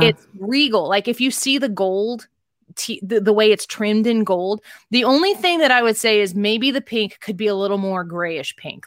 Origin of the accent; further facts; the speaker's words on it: Midwest, United States; now in St. Louis, United States; we're from the Midwest